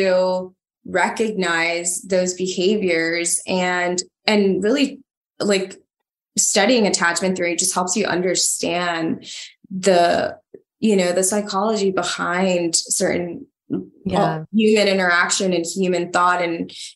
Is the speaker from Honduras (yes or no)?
yes; Honduras; moved away; I'm from Honduras and I come from nothing. And my parents, you know, moved here to give me an opportunity to study